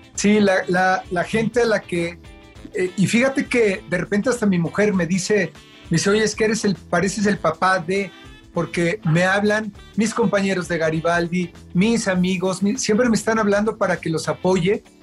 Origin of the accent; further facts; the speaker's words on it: Mexico City, Mexico; also born or lived in United States; Yo nací en Iztapalapa, en el Cerro del Peñón, ahí por, por la cabeza de Juárez